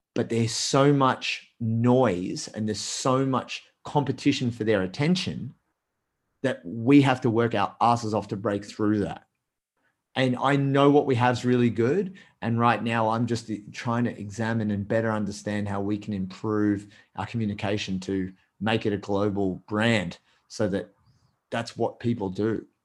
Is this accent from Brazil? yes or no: no; Australia; I'm Australian